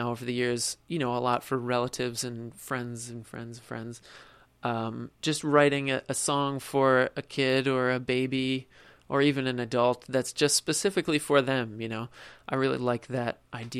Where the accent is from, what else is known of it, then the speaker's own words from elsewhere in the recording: New Jersey, United States; now in New York City, United States; I'm from South Jersey